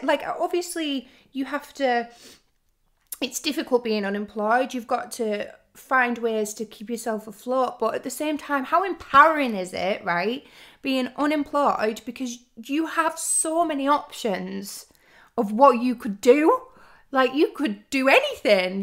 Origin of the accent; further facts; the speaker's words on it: Lake District, North West England, United Kingdom; moved away as an adult; now in London, United Kingdom; I was driving down from the Lake District, that's where I'm from